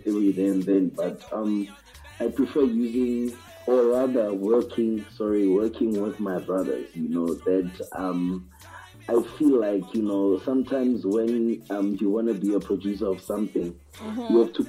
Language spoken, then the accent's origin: English; Vereeniging, Gauteng, South Africa; from South Africa, straight out of Africa, you know. Yeah, we're there, man. So right now, me there come out a place named Val, in Vereeniging around Johannesburg